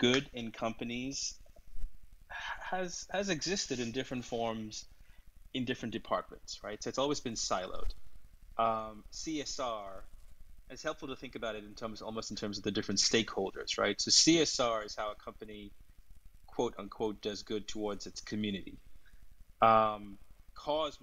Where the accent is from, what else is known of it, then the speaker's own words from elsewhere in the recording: Sri Lanka; also born or lived in London / New York; now in Los Angeles, United States; I'm originally from Sri Lanka. I grew up there.